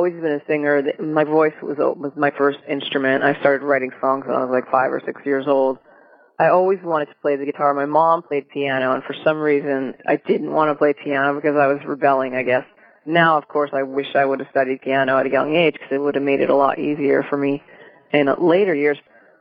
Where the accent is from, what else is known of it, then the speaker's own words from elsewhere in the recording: New Jersey, United States; now in Oregon, United States; I grew up in New Jersey